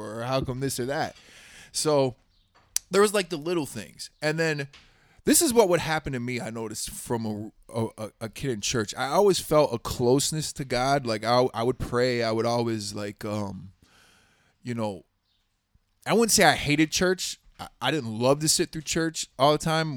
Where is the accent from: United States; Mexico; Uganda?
United States; Houston, Texas; I grew up in Southwest Houston